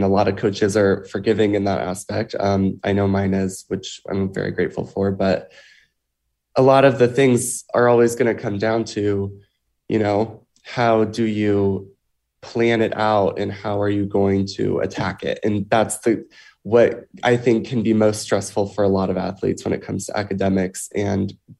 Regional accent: Alabama, United States; moved away as an adult; now in Connecticut, United States; I mean, for me, I'm from Alabama. I live in Connecticut now. So I was recruited to swim in Connecticut.

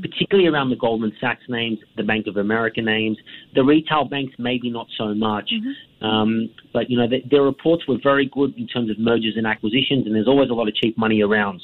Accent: Australia; as an Australian

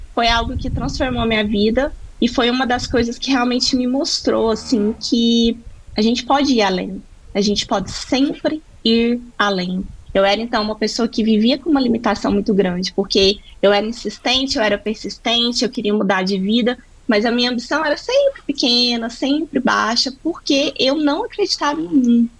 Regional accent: Lagoa Formosa, Minas Gerais, Brazil; moved away as an adult; also born or lived in Ohio / England; Sou do Triângulo Mineiro, de uma cidade pequenininha que se chama Lagoa Formosa. Eu nasci em Patos de Minas, que é 13 quilômetros de Lagoa. Mas eu cresci, passei boa parte da minha vida ali naquela região

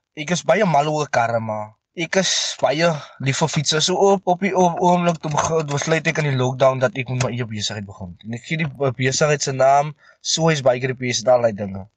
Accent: Meerlust Bosbou, near Stellenbosch, Western Cape, South Africa; ek is van Meerlust Bosbou

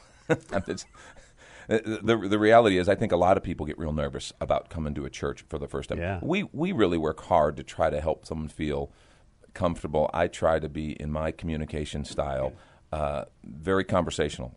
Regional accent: just outside of Chicago, Illinois, United States; now in San Antonio, United States; I grew up actually just outside of Chicago, Illinois

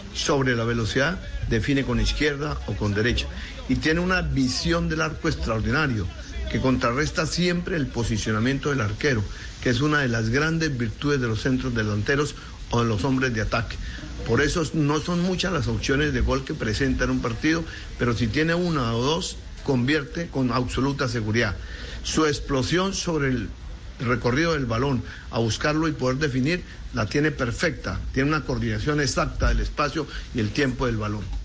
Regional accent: Argentina

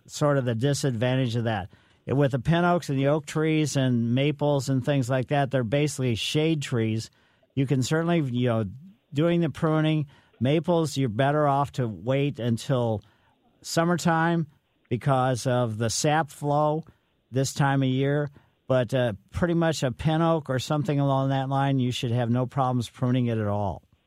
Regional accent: Ellisville, Missouri, United States; also born or lived in St. Louis, Missouri; growing up in Ellisville, we uh, from uh, down on Flat by the Botanical Garden. My parents moved to Ellisville

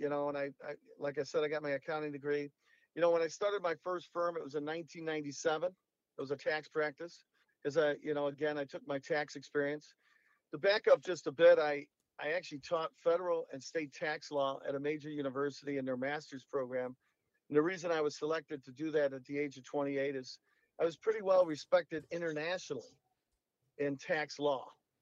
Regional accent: Chicago, Illinois, United States; Well, you know, my childhood years were mainly in the south side of Chicago. My dad was a bricklayer for a good part of his life.

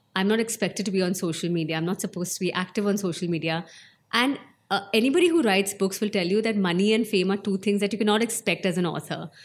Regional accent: Shimla, Himachal Pradesh, India; I was born in Shimla

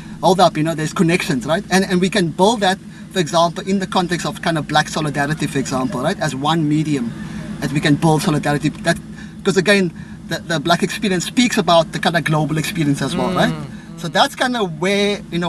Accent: Cape Town, Western Cape, South Africa; I grew up in Cape Town, a settler colony, what was known as the Cape Colony

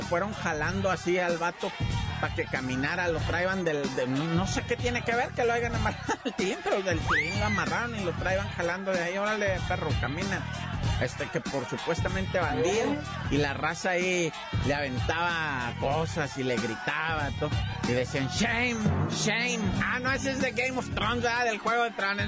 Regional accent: Oaxaca, Mexico; Somos cañones los de Oaxaca

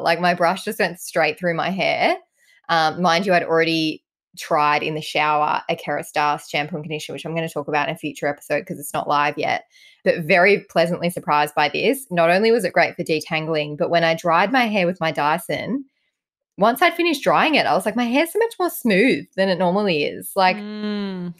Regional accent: Ireland; I'm Irish

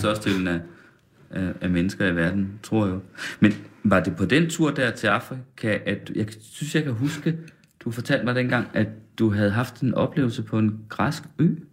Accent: West Jutland, Central Denmark Region, Denmark; jeg kommer fra Vestjylland

